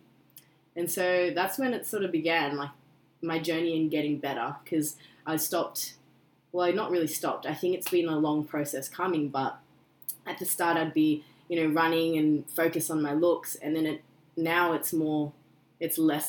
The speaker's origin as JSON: {"language": "English", "country": "Australia", "tie": "born or raised there", "said": "I was born in Australia, but my background is Korean"}